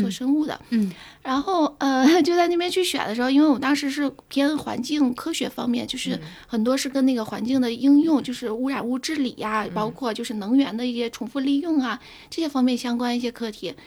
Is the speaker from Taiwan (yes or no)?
no; Tangshan, Hebei, China; now in Shanghai, China; 我家，我老家是那个唐山的